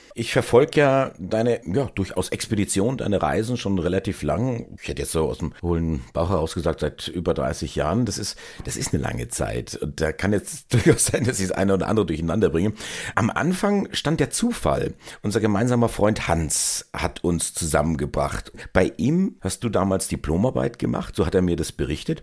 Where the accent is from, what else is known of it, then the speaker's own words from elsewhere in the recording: Erlangen, Bavaria, Germany; ich stamme aus Erlangen